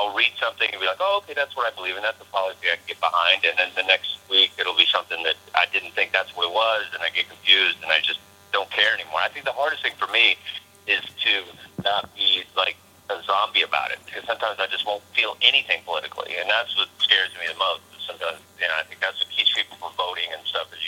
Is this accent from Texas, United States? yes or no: yes; Texas, United States; I come from Texas, and I sport a bit of a cowboy look, sure.